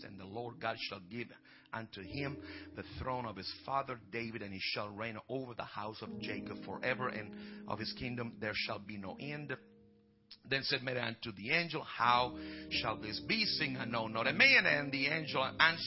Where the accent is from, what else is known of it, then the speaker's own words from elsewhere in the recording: Italy; moved away as an adult; I came from Italy and I moved here. And, you know, I was just an Italian, so I'm still am in some measure.